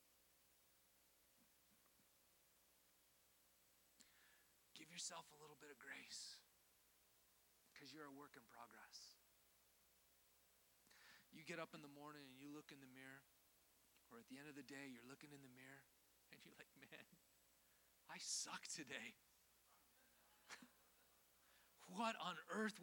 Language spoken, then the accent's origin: English; Canada; moved away; I grew up in Canada.